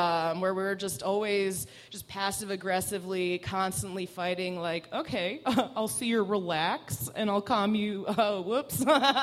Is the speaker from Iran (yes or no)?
yes; Iran; first language Persian; English is a second language; moved away; A Middle Eastern, Iranian specifically, Farsi was my first language